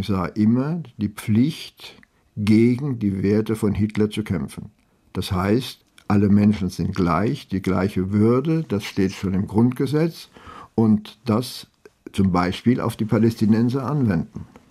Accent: France; also born or lived in Frankfurt am Main, Germany / Marseille, France; ich bin ein echter Franzose. Ich bin kein Deutscher mit französischem Pass.

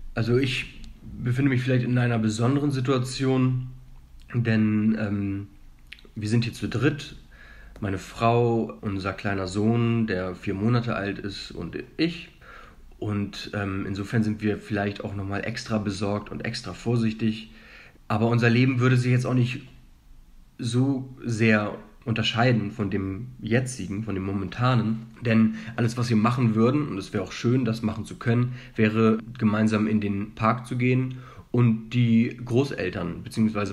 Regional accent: Hamburg, Germany; moved away as an adult; also born or lived in Leipzig; now in Madrid, Spain; Wenn du mich als Deutschen und als Hamburger ähm, fragst

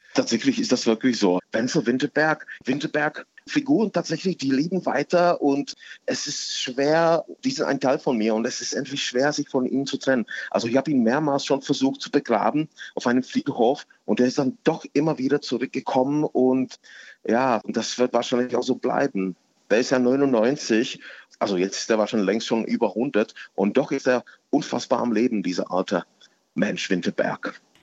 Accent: edge of the Königgrätz battlefield, Hradec Králové Region, Czechia; German is a second language; now in Berlin, Germany; ich bin tatsächlich am Rand von diesem Schlachtfeld aufgewachsen

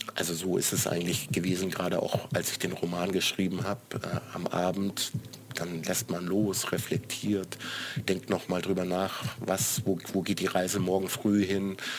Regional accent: Swabia, Baden-Württemberg, Germany; moved away as an adult; also born or lived in Frankfurt; now in Berlin, Germany; ich komme aus Baden-Württemberg, also ich bin Schwabe

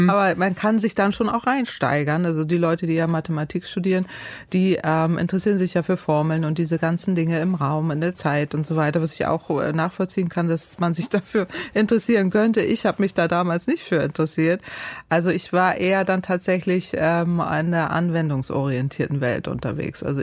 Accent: Northern Germany, Germany; Ich bin ja Norddeutsche

